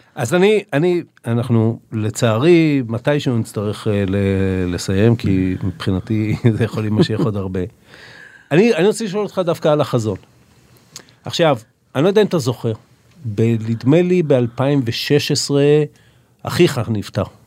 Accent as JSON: {"language": "Hebrew", "country": "Israel", "tie": "born or raised there", "said": "אנחנו שנולדנו פה, כמו שאתה אומר, שאנחנו מהמקום הזה ואנחנו גדלנו בתוכו"}